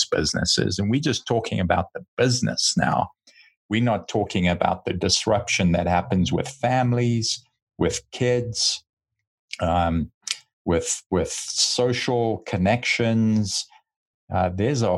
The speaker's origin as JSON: {"language": "English", "country": "United States", "said": "as an American"}